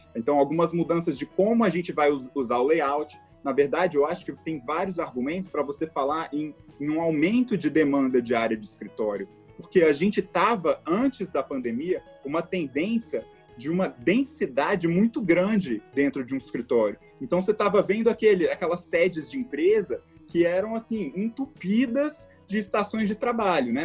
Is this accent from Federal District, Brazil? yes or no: yes; Brasília, Federal District, Brazil; also born or lived in Philadelphia, United States / New York, United States; Eu sou daqui de Brasília, tá? um brasiliense orgulhoso. É, eu cresci aqui